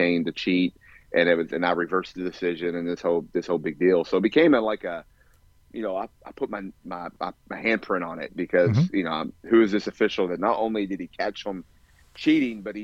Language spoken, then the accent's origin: English; Louisville, Kentucky, United States; I grew up in Louisville